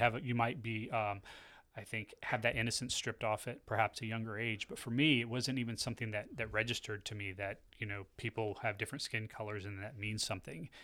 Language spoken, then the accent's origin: English; United States; I'm an American, so I'm a Christian